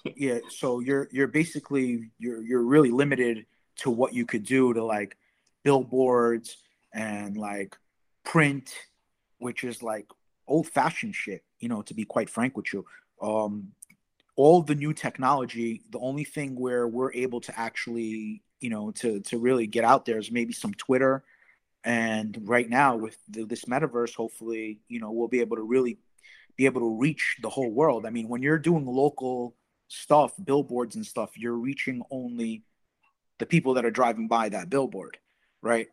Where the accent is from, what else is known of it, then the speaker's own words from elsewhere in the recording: New York, United States; I'm from New York